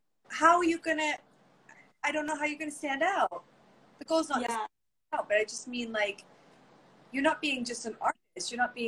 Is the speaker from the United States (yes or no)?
no; England, United Kingdom; moved away; And what happens often, I find here, is then I moved from England, and I had done theater, and I was ready